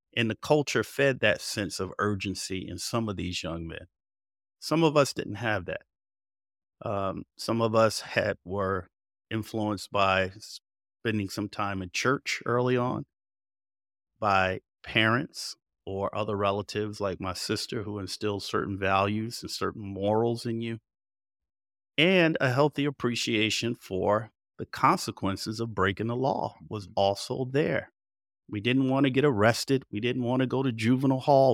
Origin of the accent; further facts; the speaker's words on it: Passaic, New Jersey, United States; moved away; I was raised in Passaic, New Jersey, northern New Jersey